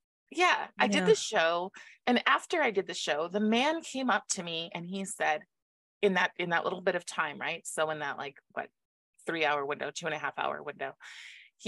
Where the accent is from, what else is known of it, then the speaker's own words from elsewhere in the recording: Moses Lake, Washington, United States; Moses Lake, the town I'm from